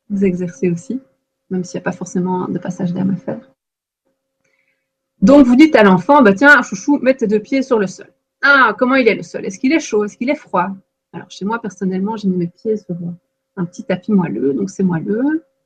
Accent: Belgium; il doit être en en Belgique, moi je suis belge, hein. on dit première primaire.

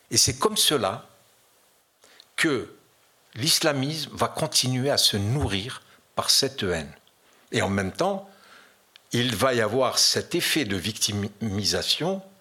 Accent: France; Mais je suis français, fier de l'être.

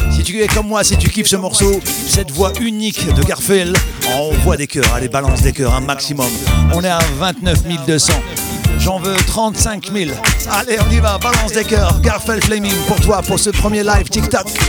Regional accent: the Nord, Hauts-de-France, France; ici dans le Nord, parce que maintenant je suis du Nord, hein. ah, je suis revenu à la base.

